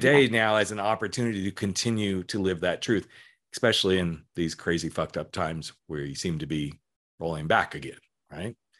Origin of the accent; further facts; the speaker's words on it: Colorado, United States; growing up in Colorado